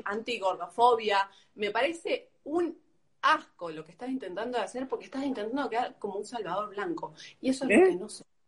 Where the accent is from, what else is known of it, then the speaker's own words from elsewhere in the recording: Argentina; soy argentina, nací en Argentina